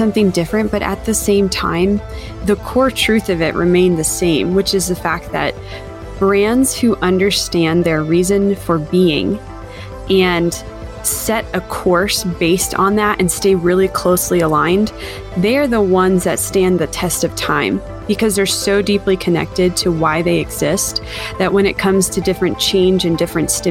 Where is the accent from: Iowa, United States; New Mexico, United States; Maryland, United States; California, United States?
Maryland, United States; Baltimore; now in Denver, United States; I am originally from the Baltimore area, but now I live in the fine area of Denver, Colorado.